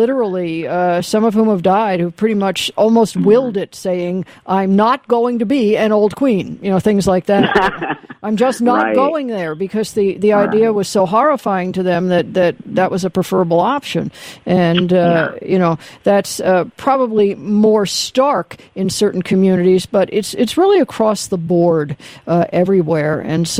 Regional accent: Van Nuys, California, United States; certainly growing up in Van Nuys, you saw it right on the street.

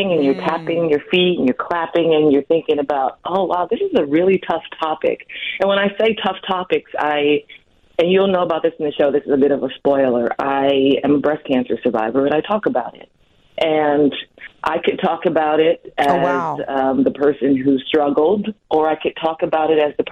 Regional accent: Milwaukee, Wisconsin, United States; moved away as an adult; I was born in Milwaukee

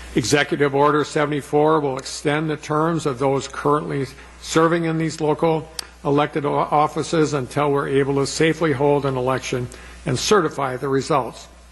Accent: Plymouth, Wisconsin, United States; where I grew up in Plymouth

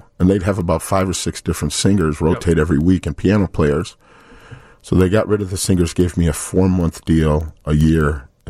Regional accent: Chicago, Illinois, United States; I grew up on the South Side.

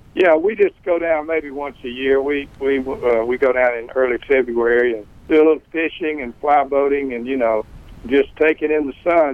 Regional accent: West Point, Mississippi, United States; also born or lived in Memphis; I grew up, as you say, here in West Point, and and, and born in 1944

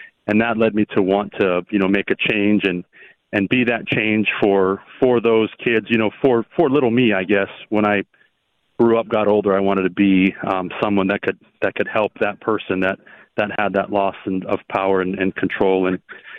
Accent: Hawaii, United States; now in Tucson, United States; I was born and raised in Hawaii

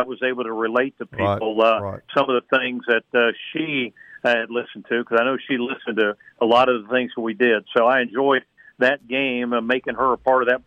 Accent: Middletown, Ohio, United States; now in Hattiesburg, United States; I grew up in Middletown, Ohio

